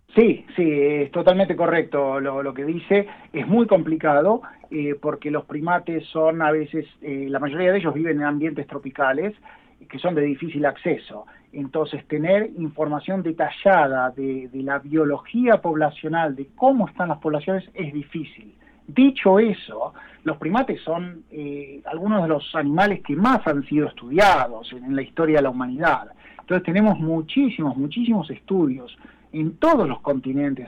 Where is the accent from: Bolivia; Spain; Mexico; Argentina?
Argentina; Yo soy argentino, trabajo en Sudamérica